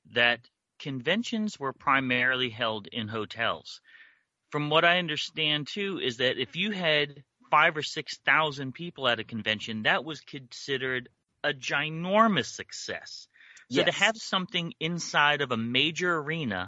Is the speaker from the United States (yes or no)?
yes; Connecticut, United States; I grew up in Connecticut